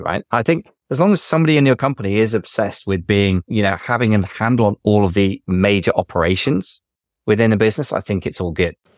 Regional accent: United Kingdom; I'm British

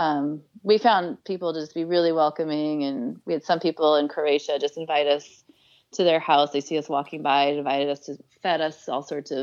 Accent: United States; it probably helps being American in a lot of these countries

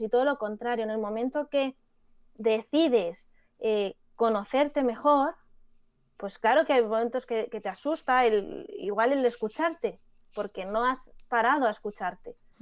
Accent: Madrid, Community of Madrid, Spain; yo que soy de Madrid, de la Complutense

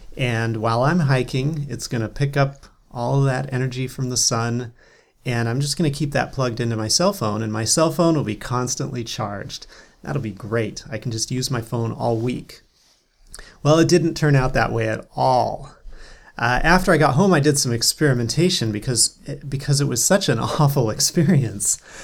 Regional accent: North Cascades, Washington, United States; I grew up in the North Cascades

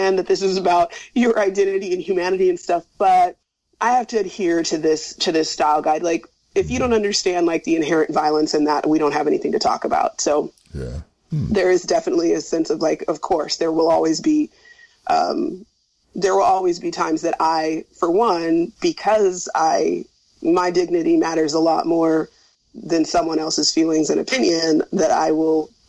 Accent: Northern California, United States; also born or lived in Bangor, Wales; But if you live in Sacramento or in Northern California

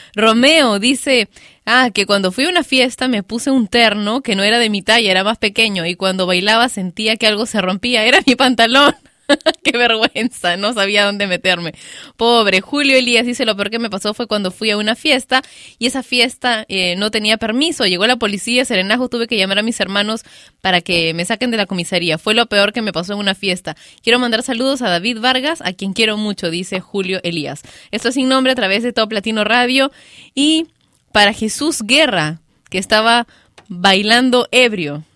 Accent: Peru; aquí en mi país, Perú

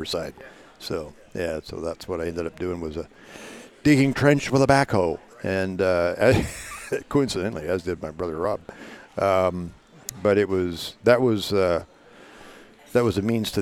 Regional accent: Toronto, Ontario, Canada; also born or lived in Windsor, Ontario / Sarnia, Ontario / Port Huron, Michigan; Mostly in the Toronto area. I was born in Windsor

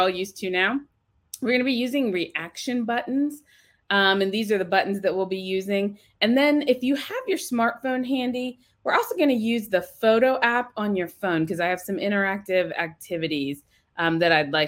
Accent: Ohio, United States; I am from Ohio. That's actually where I'm at right now, in Ohio

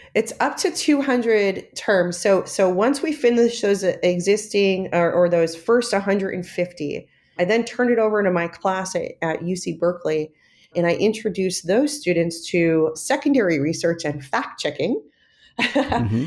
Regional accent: New York, United States; now in San Francisco, United States; I grew up right outside of Manhattan

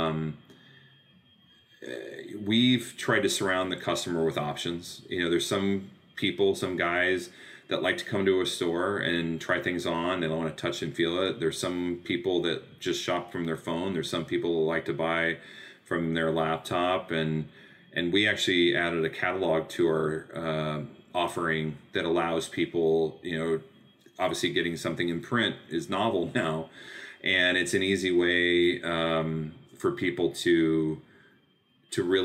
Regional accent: United States; I'm an American designer

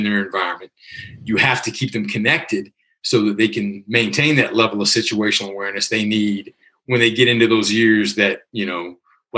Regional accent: Virginia, United States; moved away as an adult; living back in my hometown of Virginia

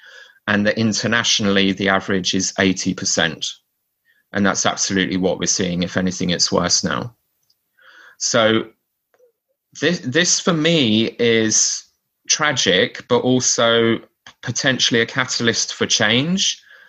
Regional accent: Maidstone, South East England, United Kingdom; now in Canterbury, United Kingdom; I grew up in Maidstone stake, and I now live next door in Canterbury stake. These are both in Kent.

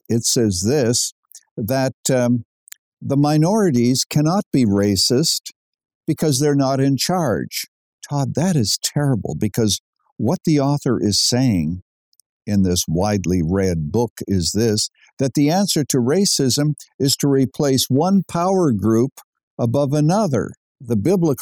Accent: Canada; I was born in Canada.

